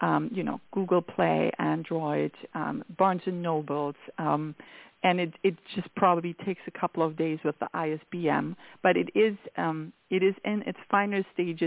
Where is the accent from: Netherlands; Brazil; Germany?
Germany; accent: German; English is a second language; moved away; I am very much from Germany